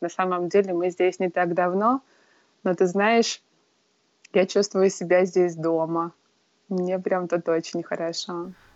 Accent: Murmansk, Murmansk Oblast, Russia; moved away as an adult; now in Hawaii, United States; я жила в одном городе, в Мурманске, с которыми я училась в школе, потом в колледже

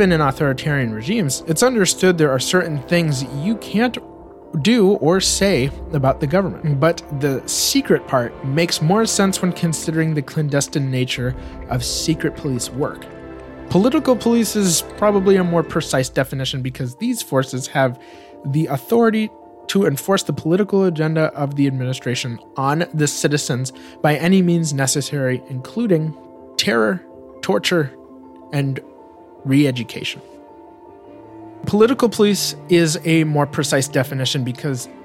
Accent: United States; as an American

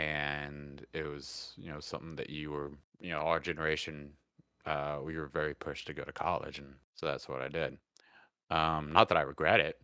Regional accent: United States; also born or lived in Georgia / Alabama; I grew up on the Georgia, Alabama line

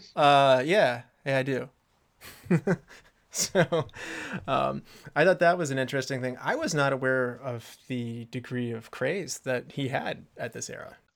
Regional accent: West Virginia, United States; We were both born in West Virginia

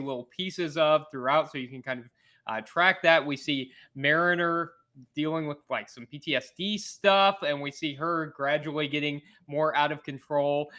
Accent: Missouri, United States; I'm from Missouri

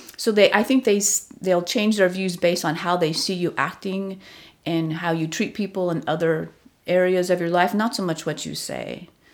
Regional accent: Southern California, United States; moved away as an adult; also born or lived in Long Beach, California; now in Washington, D.C., United States; So I grew up in Southern California, largely. I was born in Long Beach.

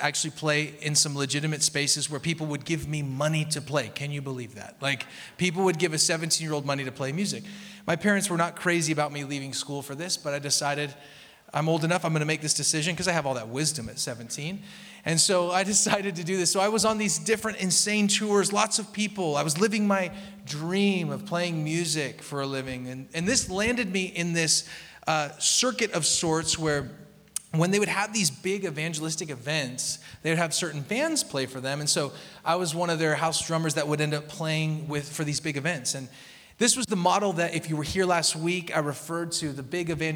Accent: Portland, Oregon, United States; I grew up in Portland

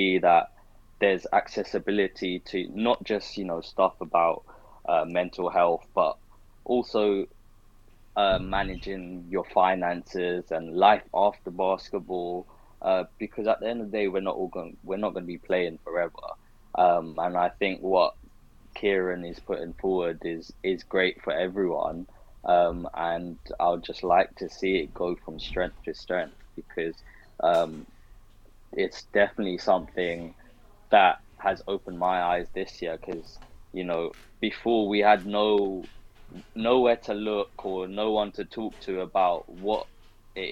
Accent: London, United Kingdom; also born or lived in Surrey / Worcester; growing up in London

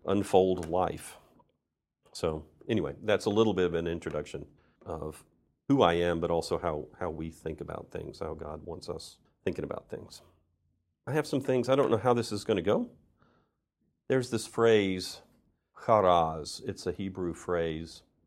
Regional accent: United States; moved away as an adult; also born or lived in Saint Petersburg, Russia; I grew up in this church. I'm an American

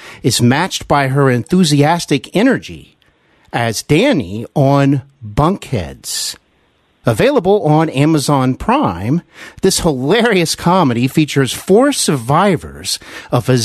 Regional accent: Cincinnati, Ohio, United States; moved away as an adult; also born or lived in Glendale, California / Burbank, California; I am back here in my hometown of Cincinnati

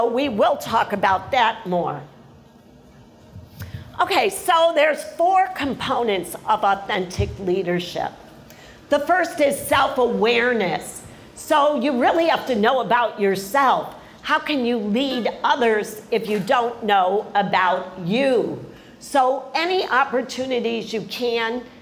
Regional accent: Chicago, Illinois, United States; now in Miami, United States; I was born in Chicago

